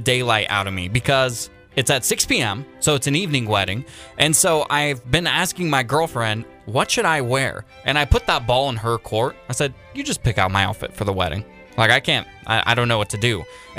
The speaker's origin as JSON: {"language": "English", "region": "Washington", "country": "United States", "tie": "born or raised there", "moved": "yes", "lives_now": "Sonoma County, United States", "said": "Tomorrow, I'm flying back to my home state of Washington"}